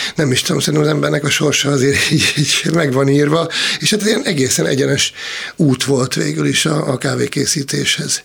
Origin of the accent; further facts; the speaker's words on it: Szolnok, Jász-Nagykun-Szolnok, Hungary; én vidékről származom, Szolnokról